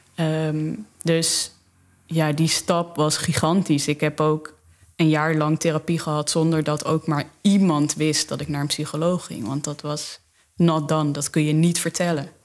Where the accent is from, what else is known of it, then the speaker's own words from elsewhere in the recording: South Limburg, Netherlands; moved away as an adult; also born or lived in Amsterdam; ik uit Zuid-Limburg kom